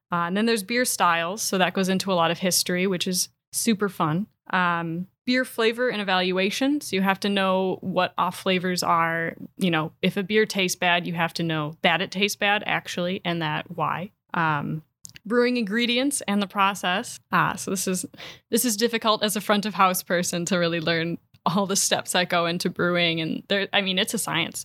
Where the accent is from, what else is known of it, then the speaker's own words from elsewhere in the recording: Door County, Wisconsin, United States; my ties to Door County, I grew up here.